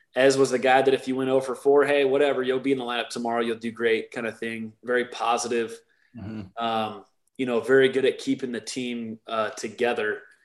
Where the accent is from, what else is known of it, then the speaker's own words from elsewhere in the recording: Arizona, United States; I grew up in Arizona.